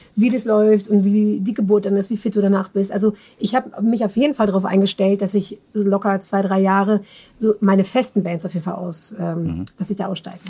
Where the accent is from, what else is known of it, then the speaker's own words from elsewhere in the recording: near Bielefeld, Detmold, North Rhine-Westphalia, Germany; moved away as an adult; also born or lived in Netherlands / Münster; now in Mannheim, Germany; aufgewachsen bin ich in der Nähe von Bielefeld, Detmold